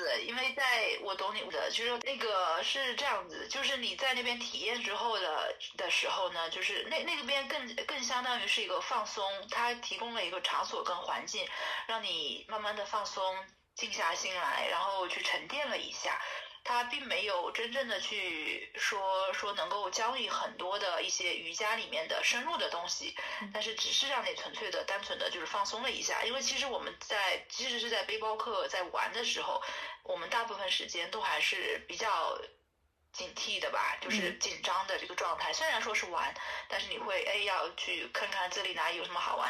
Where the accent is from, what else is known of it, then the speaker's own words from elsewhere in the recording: China; 那个老师一听我是从中国来的，他说啊，你不用管钱，就是你直接来吧